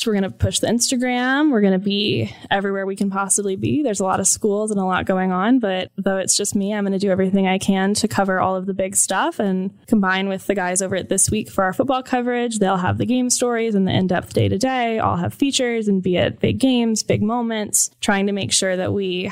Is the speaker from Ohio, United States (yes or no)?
no; Atlanta, Georgia, United States; moved away as an adult; also born or lived in Michigan; now in Columbus, United States; I'm from Atlanta, went to the University of Michigan